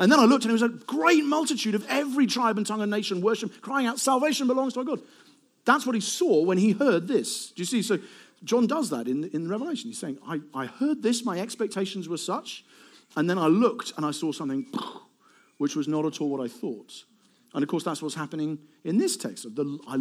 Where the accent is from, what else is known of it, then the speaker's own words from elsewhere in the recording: Eastbourne, South East England, United Kingdom; I'm from Eastbourne.